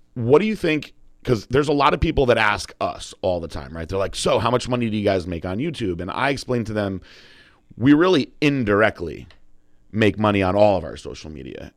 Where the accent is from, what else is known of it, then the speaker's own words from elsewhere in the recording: Northeast, United States; also born or lived in Connecticut; now in Florida, United States; we're from the Northeast